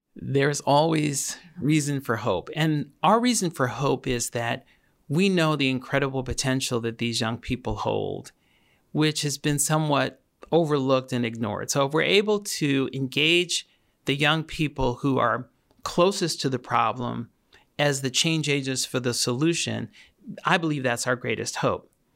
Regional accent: New York City, New York, United States; I grew up in Queens, New York

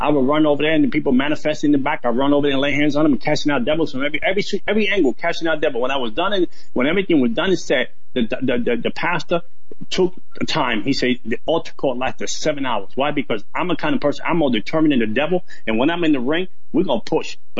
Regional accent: New York City, New York, United States; I grew up in the South Bronx

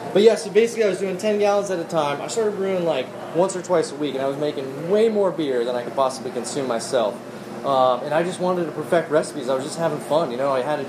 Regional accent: Las Vegas, Nevada, United States; born there; now in Florida, United States; I was born in Vegas and I've been bouncing around since then.

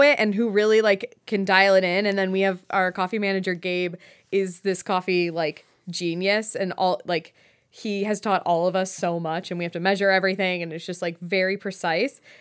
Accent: Westlake, Ohio, United States; moved away as an adult; also born or lived in Ithaca, New York / New York City; I grew up in Westlake, um, like, Westlake, Lakewood area

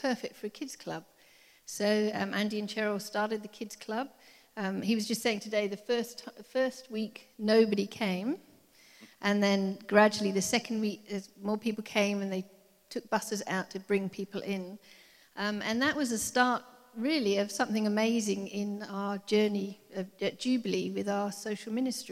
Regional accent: England, United Kingdom; moved away as an adult; now in Cape Town, South Africa; I'm English

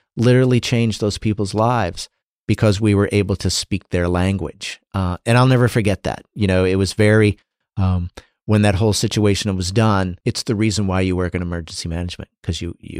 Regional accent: Illinois, United States; also born or lived in North Dakota; I grew up in was born in a town of 250 in North Dakota, and grew up in Illinois. I am the definition of not a city kid.

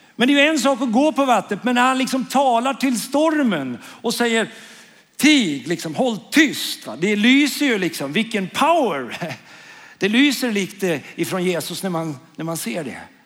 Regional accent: Karlskoga, Örebro County, Sweden; also born or lived in Norrbotten / Umeå; now in Karlskrona, Sweden; Jag är uppvuxen i Karlskoga. Men jag är en stolt norrlänning faktiskt. Jag är född i Norrbotten.

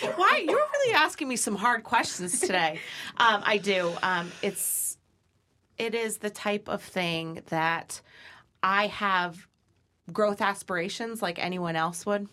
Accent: Brookfield, Connecticut, United States; Brookfield Dairy is my hometown

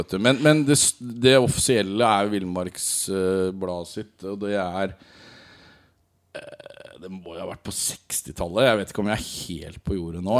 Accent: Rogaland, Norway; jeg er jo rogalending

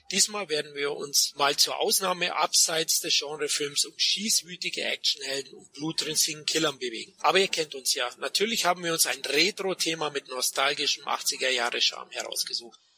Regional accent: Munich, Bavaria, Germany; ich als Münchner kenne das natürlich auch, ja

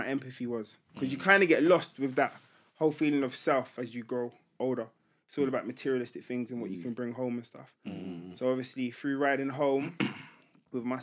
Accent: London, United Kingdom; I grew up in Tottenham.

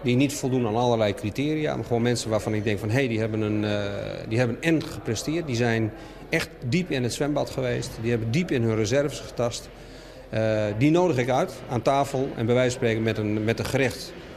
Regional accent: Friesland, Netherlands; Ik kom uit Friesland

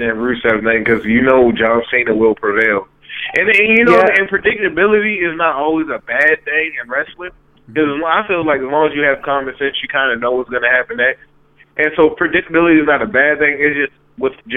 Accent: Baltimore, Maryland, United States; I'm from Baltimore

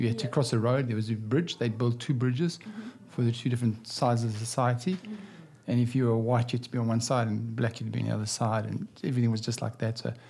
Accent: Kempton Park, Gauteng, South Africa; now in Australia; I grew up in South Africa, mm-hmm. in Johannesburg, in Kempton Park, under apartheid where everyone was separated.

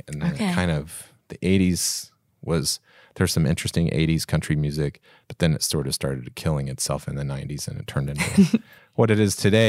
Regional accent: Kokomo, Indiana, United States; also born or lived in Warsaw; So I grew up in Kokomo and Warsaw and there were a lot of country bands.

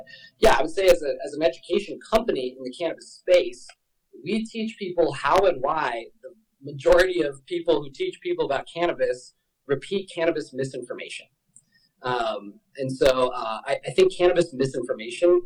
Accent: Denver, Colorado, United States; I am born and raised in Denver, Colorado

